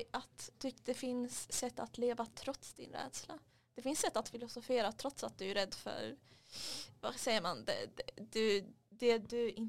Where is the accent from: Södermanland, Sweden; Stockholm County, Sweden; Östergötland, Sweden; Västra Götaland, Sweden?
Stockholm County, Sweden; Stockholm; Kolla jag, jag är från, från Alvik.